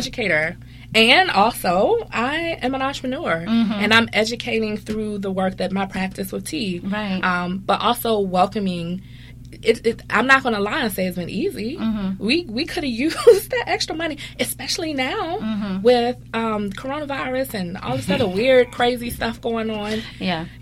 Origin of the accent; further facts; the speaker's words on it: Richmond, Virginia, United States; I'm from Richmond, Virginia